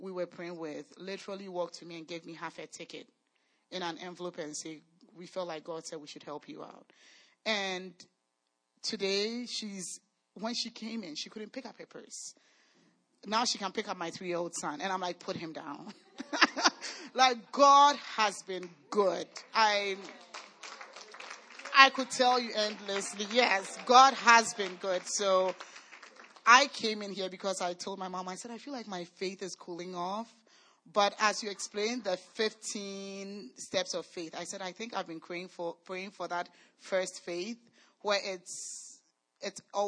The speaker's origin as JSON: {"language": "English", "country": "Ghana", "moved": "yes", "said": "we are from Ghana"}